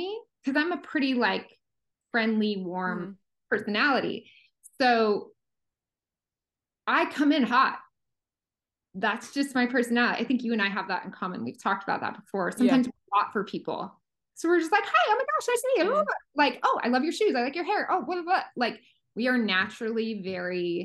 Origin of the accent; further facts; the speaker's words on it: small middle America town, Midwest, United States; moved away; when you're from these really small sort of middle America towns